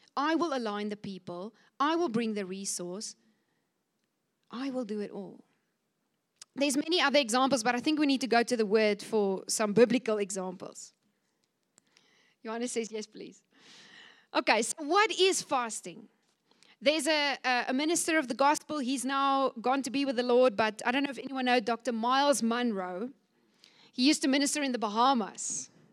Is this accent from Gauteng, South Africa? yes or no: no; Cape Town, Western Cape, South Africa; I come from Cape Town